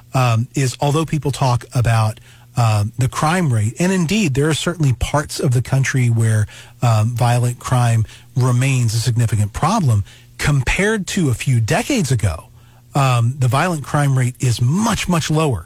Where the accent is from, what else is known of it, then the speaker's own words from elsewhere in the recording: Alabama, United States; now in Missouri, United States; I grew up in Alabama, and so now I'm up living in Missouri.